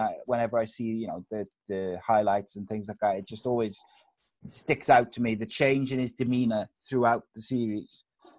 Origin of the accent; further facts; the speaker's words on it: Wales, United Kingdom; as a Welshman myself